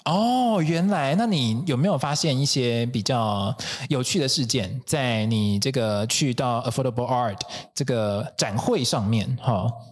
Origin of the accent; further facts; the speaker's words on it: Taiwan; 身为台湾人的我们